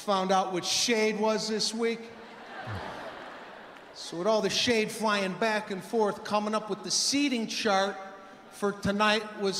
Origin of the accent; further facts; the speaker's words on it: Los Angeles, California, United States; I've been here for a week in New Jersey. I'm from Los Angeles